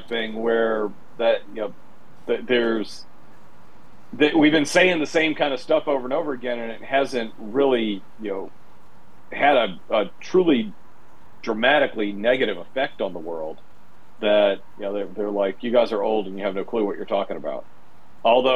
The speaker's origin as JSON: {"language": "English", "town": "Memphis", "region": "Tennessee", "country": "United States", "tie": "born or raised there", "moved": "yes", "said": "my hometown of Memphis"}